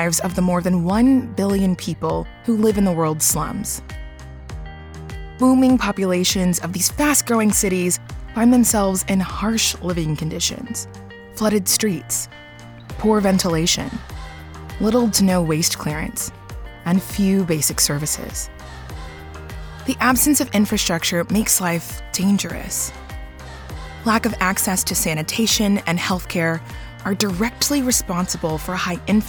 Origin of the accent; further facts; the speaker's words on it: Dallas, Texas, United States; also born or lived in Nigeria; That's where I was born. My family moved to the United States when I was just 2 months old. But growing up in Texas, I often wondered, what if instead of being raised in Dallas